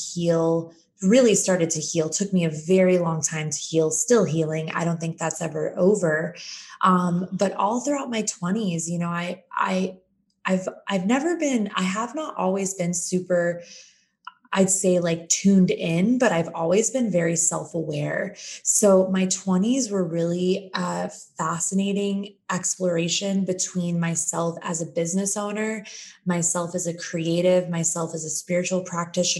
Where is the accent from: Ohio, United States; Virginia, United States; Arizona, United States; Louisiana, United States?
Arizona, United States; Phoenix; moved away as an adult; also born or lived in San Diego; I'm born and raised in Phoenix, Arizona